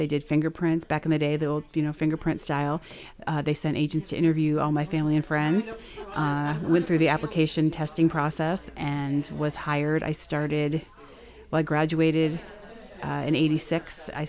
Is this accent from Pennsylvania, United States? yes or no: yes; Montrose, Pennsylvania, United States; also born or lived in Denver; I'm living in my hometown, which is what I wanted to do. I'm right next door to my parents' house.